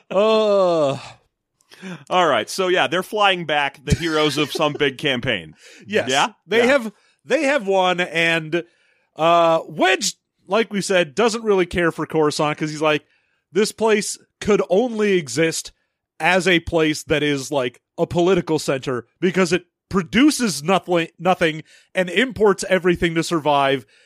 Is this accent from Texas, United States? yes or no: no; Philadelphia, Pennsylvania, United States; accent: Philadelphia; my white clam pizza is stopping my Philadelphia accent from coming out.